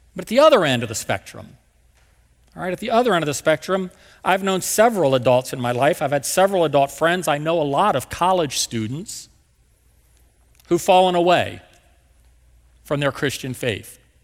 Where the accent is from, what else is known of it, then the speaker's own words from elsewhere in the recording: West Virginia, United States; also born or lived in Marietta, Georgia; now in St. Louis, United States; my dad had Lowe's back in my hometown in West Virginia